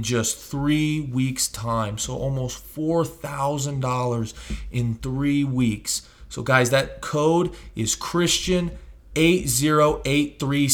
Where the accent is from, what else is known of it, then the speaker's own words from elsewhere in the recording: Missouri, United States; moved away; my hometown in Missouri